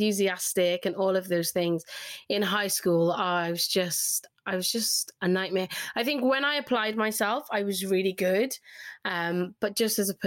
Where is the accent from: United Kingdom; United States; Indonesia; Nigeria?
United Kingdom; Cardiff, Wales; accent: Welsh twang; now in Greater Manchester, United Kingdom; I loved growing up in Cardiff